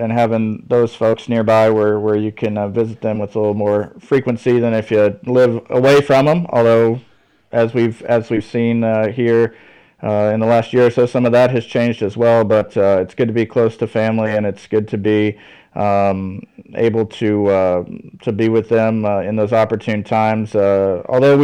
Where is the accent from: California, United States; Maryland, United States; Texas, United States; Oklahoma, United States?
Texas, United States; moved away as an adult; also born or lived in Wisconsin; I'm originally from Texas